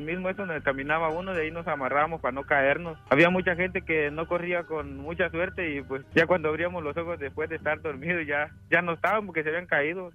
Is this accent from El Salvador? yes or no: yes; El Salvador; moved away; Yo soy salvadoreño